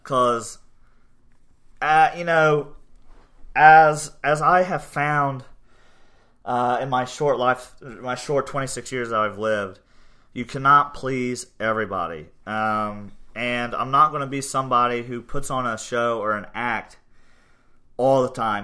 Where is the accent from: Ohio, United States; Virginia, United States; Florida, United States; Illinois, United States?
Ohio, United States; Portsmouth; also born or lived in New York; now in Gallipolis, United States; I grew up in Portsmouth, Ohio, graduated from Portsmouth High School